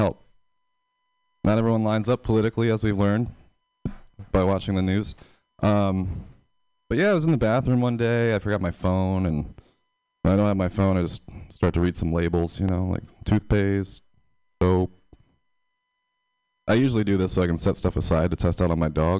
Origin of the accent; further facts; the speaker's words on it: Pennsylvania, United States; now in San Francisco, United States; I'm from Pennsylvania.